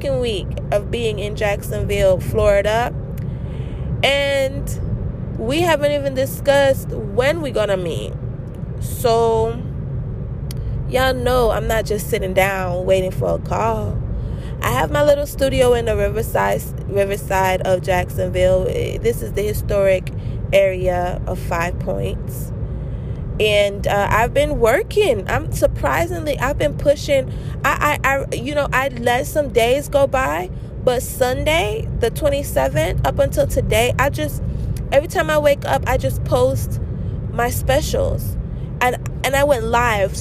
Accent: St. Kitts & Nevis; now in United States; I'm American born, but I was not raised in America. St. Kitts and Nevis is my home.

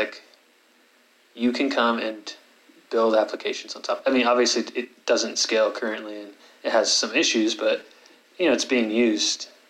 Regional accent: San Francisco Bay Area, California, United States; moved away; also born or lived in Utah; I grew up in the San Francisco Bay Area

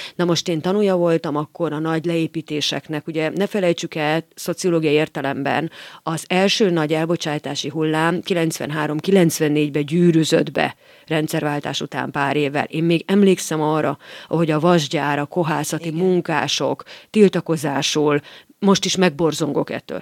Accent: Miskolc, Borsod-Abaúj-Zemplén, Hungary; én Miskolcon születtem

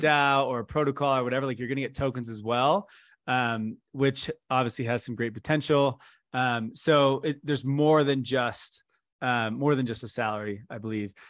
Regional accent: Canada; I'm from Canada

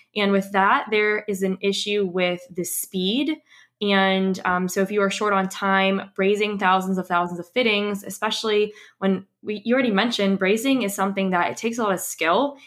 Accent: Ohio, United States; also born or lived in Missouri / Tampa, Florida; I'm actually from Ohio

